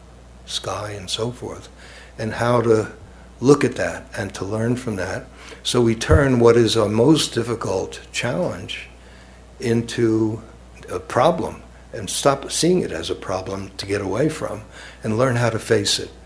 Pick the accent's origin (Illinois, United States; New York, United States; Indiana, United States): New York, United States; now in Cambridge, United States; I grew up in the Lower East Side of New York and then Brooklyn, New York